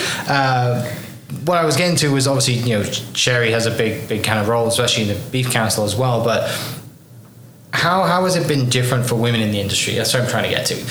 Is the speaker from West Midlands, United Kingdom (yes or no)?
no; Wales, United Kingdom; now in Oklahoma, United States; I'm from Wales in the UK